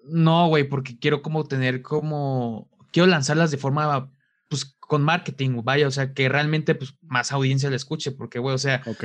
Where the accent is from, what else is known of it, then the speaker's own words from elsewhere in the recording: Mexico; de México